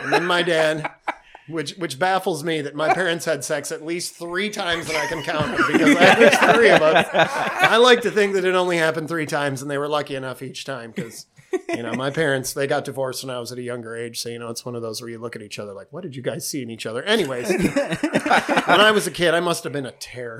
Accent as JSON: {"language": "English", "town": "East Grand Rapids", "region": "Michigan", "country": "United States", "tie": "born or raised there", "said": "we grew up in East Grand Rapids"}